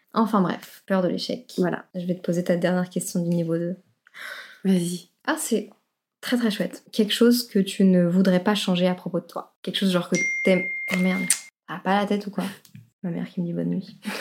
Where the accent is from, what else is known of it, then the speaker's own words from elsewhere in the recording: Brussels, Brussels-Capital Region, Belgium; chez moi à Bruxelles